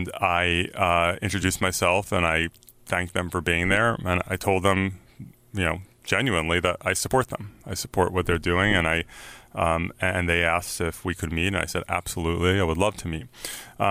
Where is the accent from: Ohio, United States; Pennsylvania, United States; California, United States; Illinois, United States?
California, United States; San Francisco; I'm from San Francisco. We know protesting